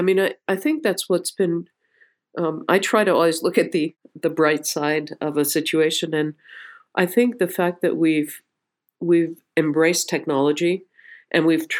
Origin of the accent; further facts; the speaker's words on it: Dobbs Ferry, New York, United States; I grew up the first few years of my life in a basement apartment on 107th and Amsterdam. And then in Manhattan. And when they cobbled a little bit of money together, they bought a tiny little house in Dobbs Ferry, New York.